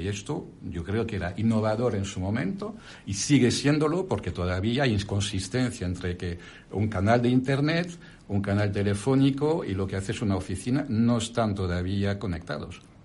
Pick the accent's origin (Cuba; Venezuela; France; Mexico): France; accent: French; Spanish is a second language; moved away as an adult; now in Spain; como mi acento y mi nombre lo indica, soy francés de origen, pero ahora ya soy más español que, que, francés, porque ya he pasado más de la mitad de mi vida en España